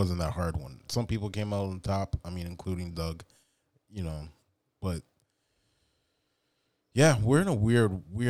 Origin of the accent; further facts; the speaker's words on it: Canada; born and raised in Canada